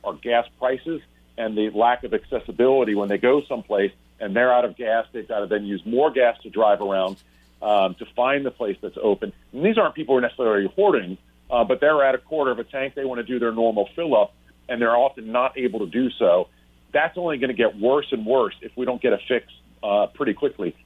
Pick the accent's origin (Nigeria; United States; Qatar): United States; North Carolina; I'm from North Carolina